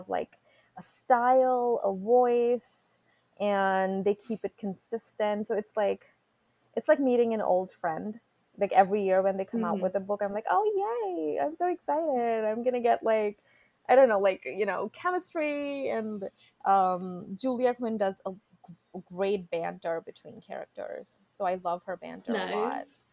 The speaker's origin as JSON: {"language": "English", "country": "India", "tie": "born or raised there", "moved": "yes", "said": "I grew up in India, okay? We are a very conservative country."}